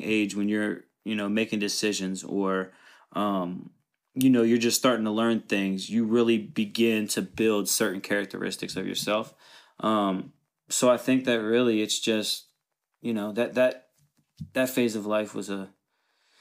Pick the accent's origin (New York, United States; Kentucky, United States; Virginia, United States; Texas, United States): Kentucky, United States; Covington; also born or lived in Erlanger, Kentucky; I'm from Covington, Kentucky. Raised in a single mother household